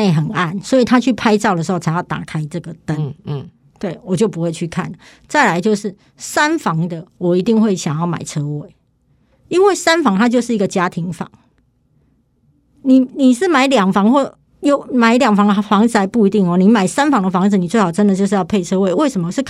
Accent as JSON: {"language": "Chinese", "region": "Kaohsiung", "country": "Taiwan", "said": "我是高雄人嘛，那其实我买的房子就是我目前在台北房子两间，高雄一间嘛"}